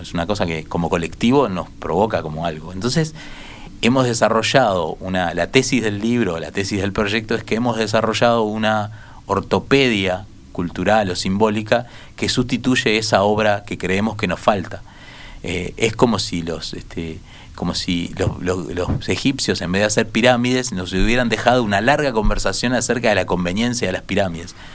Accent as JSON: {"language": "Spanish", "region": "Montevideo", "country": "Uruguay", "said": "este colectivo de montevideanos que somos"}